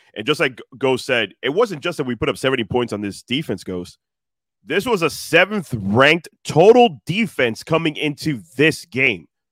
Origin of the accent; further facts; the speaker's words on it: Miami, Florida, United States; I'm from Miami